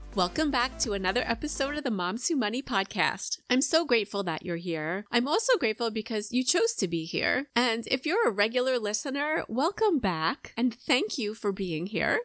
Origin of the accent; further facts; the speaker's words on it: Long Island, New York, United States; moved away as an adult; now in Atlanta, United States; I grew up on Long Island in New York